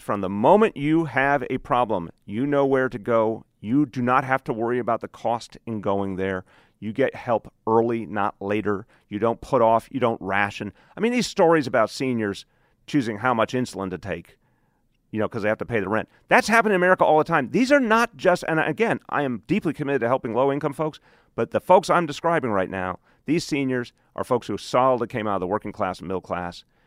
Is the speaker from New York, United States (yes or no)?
yes; New York, United States; I'm a New Yorker.